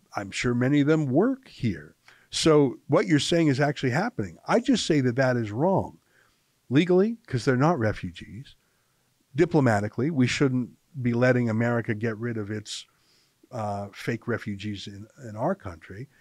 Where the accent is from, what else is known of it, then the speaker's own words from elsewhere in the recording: Canada; I'm just a Canadian